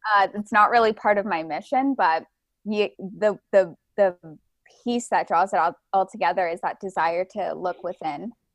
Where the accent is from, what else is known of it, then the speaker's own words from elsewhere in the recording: Ontario, Canada; moved away; also born or lived in Vancouver, British Columbia; I was originally from, um, Ontario in, in Canada. I moved to the West Coast to Vancouver, B C.